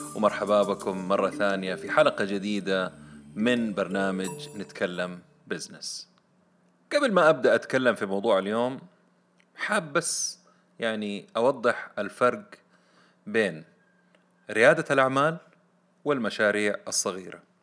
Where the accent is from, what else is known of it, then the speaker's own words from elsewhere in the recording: Saudi Arabia; عندنا في السعودية